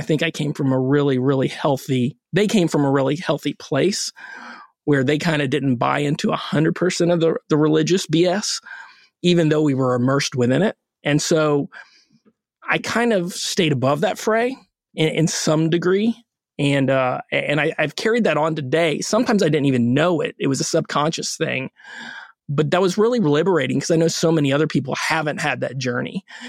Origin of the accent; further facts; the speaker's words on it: Orlando, Florida, United States; We grew up in Orlando.